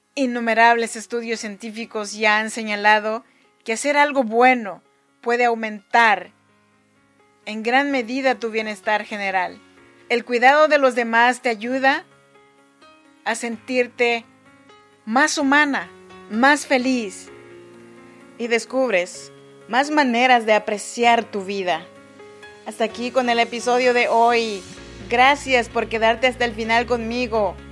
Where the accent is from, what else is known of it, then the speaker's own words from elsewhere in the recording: Chinantec region, Oaxaca, Mexico; now in Sacramento, United States; yo soy nacida en Oaxaca, México, en la región de Chinantecos.